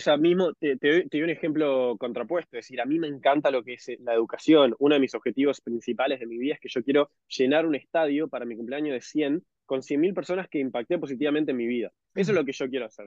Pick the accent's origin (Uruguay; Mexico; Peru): Uruguay; moved away; soy de Uruguay.